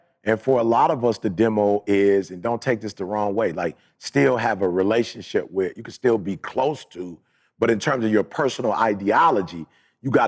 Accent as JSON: {"language": "English", "town": "Chicago", "region": "Illinois", "country": "United States", "moved": "yes", "said": "I'm from Chicago"}